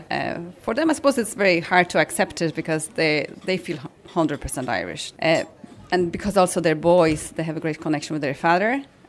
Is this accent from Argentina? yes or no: no; Poland; moved away as an adult; now in Ireland; the time spent in Ireland is nearly like more important than I was growing up in Poland. You know, all my professional life happened here and I settled here and have my family.